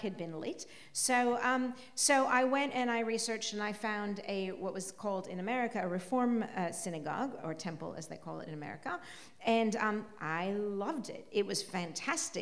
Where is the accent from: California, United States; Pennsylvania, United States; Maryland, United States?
California, United States; moved away as an adult; also born or lived in New South Wales; now in Melbourne, Australia; I come from California